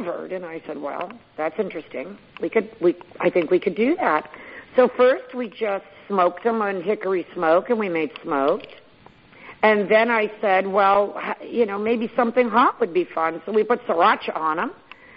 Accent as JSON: {"language": "English", "town": "Sonoma", "region": "California", "country": "United States", "tie": "born or raised there", "lives_now": "Gridley, United States", "said": "Grew up in Sonoma"}